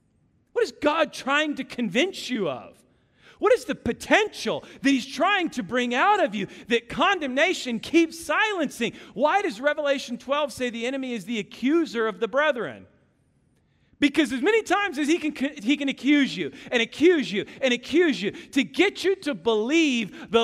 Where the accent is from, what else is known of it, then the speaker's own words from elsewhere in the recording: Kansas City, Missouri, United States; now in Texas, United States; I came from Kansas City.